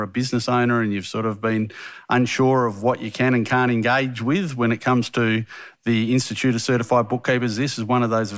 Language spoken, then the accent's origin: English; Western Australia, Australia; I'm from Western Australia, so we don't have hills over here.